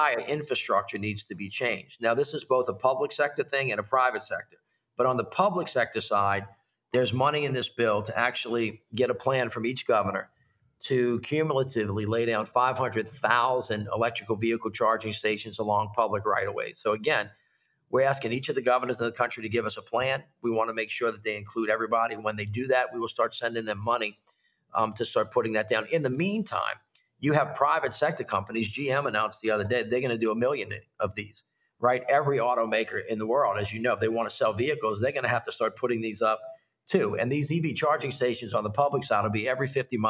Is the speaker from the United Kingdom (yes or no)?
no; Louisiana, United States; I'm from Louisiana